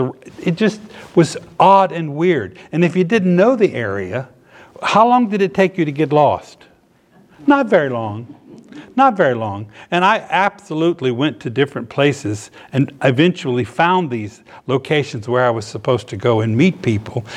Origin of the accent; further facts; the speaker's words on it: Norfolk, Virginia, United States; moved away as an adult; also born or lived in Miami, Florida; I grew up in Norfolk, Virginia